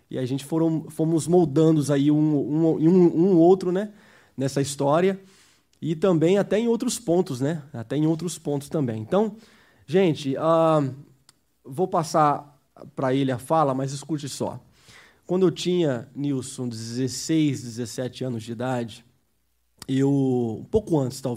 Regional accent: United States; Eu cresci nos Estados Unidos, estou aqui desde criança.

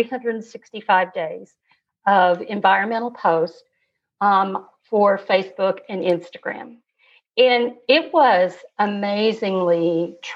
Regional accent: Kentucky, United States; also born or lived in Wyoming; my dad was transferred to Kentucky when I was about 8 years old.

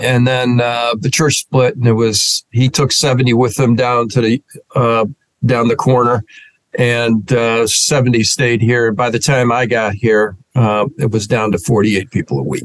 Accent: Rochester, New York, United States; moved away as an adult; also born or lived in Philadelphia, Pennsylvania / Fishkill, New York / West Hartford, Connecticut; born and raised in Rochester, New York

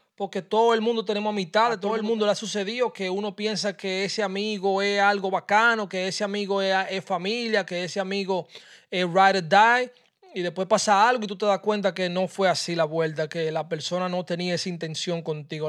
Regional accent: Dominican Republic; yo soy dominicano

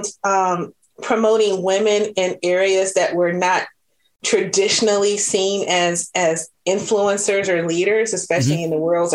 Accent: Detroit, Michigan, United States; moved away as an adult; also born or lived in Mountain View, California; now in Puget Sound, United States; growing up in Detroit and Michigan, as a whole, and that's where I became a hockey fan.

